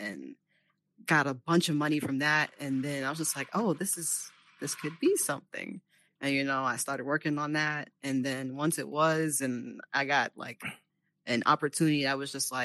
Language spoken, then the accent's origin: English; New York City, New York, United States; I'm from Brooklyn, New York